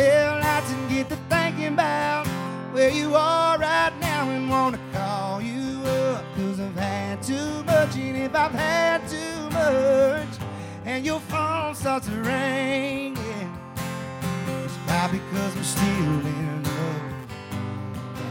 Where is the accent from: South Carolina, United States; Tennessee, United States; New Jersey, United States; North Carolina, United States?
South Carolina, United States; Charleston; moved away as an adult; now in Nashville, United States; I'm from Charleston, South Carolina. Been living here for about a year and a half now.